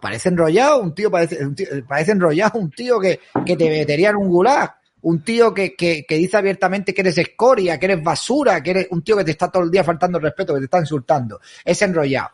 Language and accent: Spanish; Spain; mi casa es España